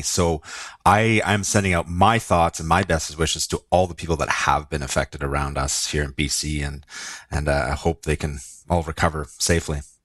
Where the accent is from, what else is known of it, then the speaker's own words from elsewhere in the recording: Lower Mainland, Vancouver area, British Columbia, Canada; I, I grew up in the Lower Mainland, which is s-, sort of the Vancouver surrounding area.